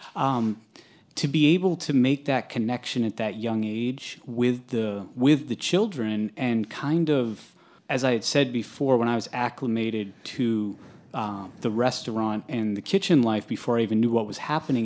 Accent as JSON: {"language": "English", "region": "New Hampshire", "country": "United States", "tie": "born or raised there", "said": "I grew up in New Hampshire"}